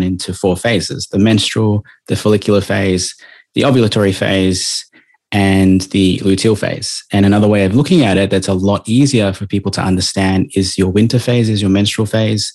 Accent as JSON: {"language": "English", "town": "Melbourne", "region": "Victoria", "country": "Australia", "moved": "yes", "lives_now": "Gold Coast, Australia", "said": "I'm traditionally from Victoria"}